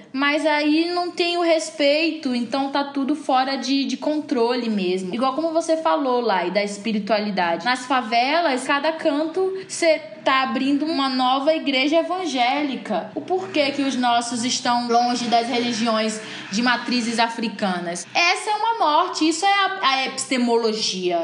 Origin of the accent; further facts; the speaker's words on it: Salvador, Bahia, Brazil; moved away as an adult; now in São Paulo, Brazil; eu que saí de Salvador para vir para São Paulo